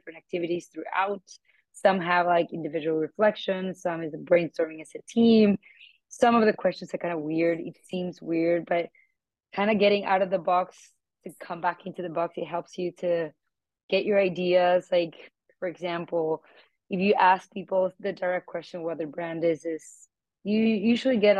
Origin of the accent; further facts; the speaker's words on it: Bogota, Colombia; moved away as an adult; now in New York, United States; I moved from Bogota, Colombia to New York for my master's